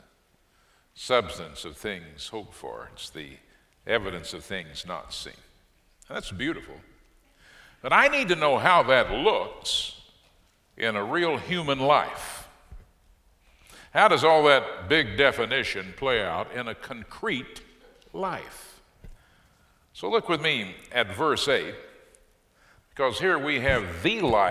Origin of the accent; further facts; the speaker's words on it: Fort Worth, Texas, United States; moved away as an adult; now in Waco, United States; This is my hometown. I'm Fort Worth, born and bred